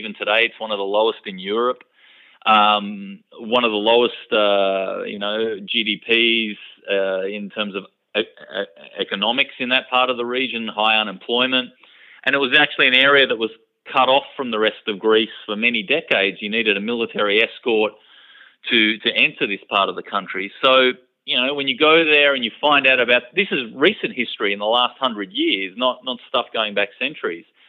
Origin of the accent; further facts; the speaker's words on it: Australia; accent: typical Australian; I grew up in Australia. Um, you can hear it in my voice that I have a you know typical Australian accent